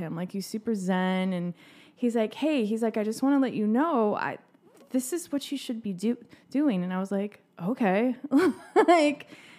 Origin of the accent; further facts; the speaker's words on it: Tyler, Texas, United States; No, I grew up in Tyler.